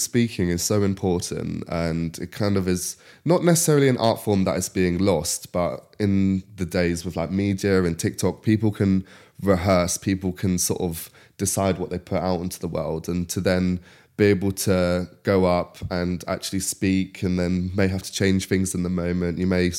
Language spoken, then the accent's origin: English; Ruscombe, South East England, United Kingdom; so I'm from Reading originally, like the countryside nearby, this little village called Ruscombe. It's near Twyford, and I went to school in Wargrave and then college in Henley.